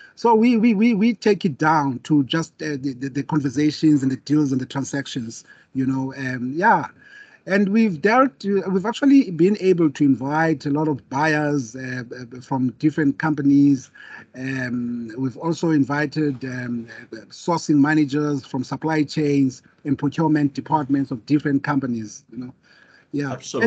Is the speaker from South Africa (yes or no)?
yes; South Africa; me being a South African